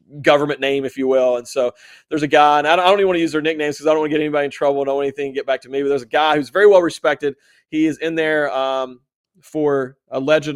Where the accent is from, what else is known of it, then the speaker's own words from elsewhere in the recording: West Virginia, United States; West Virginia